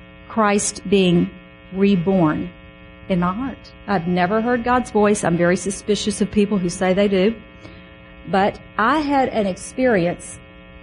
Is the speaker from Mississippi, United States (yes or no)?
yes; Mississippi, United States; I grew up Baptist in Mississippi